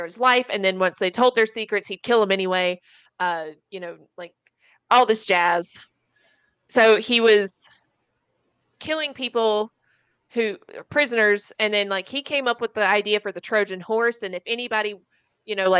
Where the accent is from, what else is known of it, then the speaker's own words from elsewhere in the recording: Lancaster, United States; I'm from Lancaster